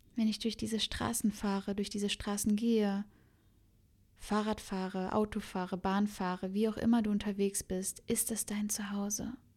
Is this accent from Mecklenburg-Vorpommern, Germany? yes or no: no; Cologne, North Rhine-Westphalia, Germany; also born or lived in Berlin; now in Bali, Indonesia; ich bin ja gebürtige Kölnerin